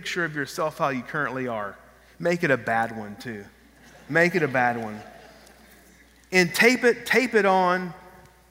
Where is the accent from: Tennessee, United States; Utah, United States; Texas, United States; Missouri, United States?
Texas, United States; moved away as an adult; also born or lived in Lafayette, Louisiana; We're from Texas